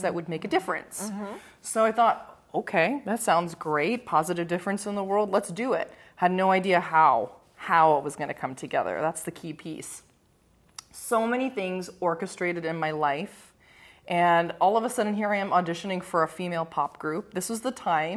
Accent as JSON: {"language": "English", "town": "Toronto", "region": "Ontario", "country": "Canada", "tie": "born or raised there", "moved": "yes", "lives_now": "Southern California, United States", "said": "I'm Canadian, born and raised from Toronto and now living in Southern California"}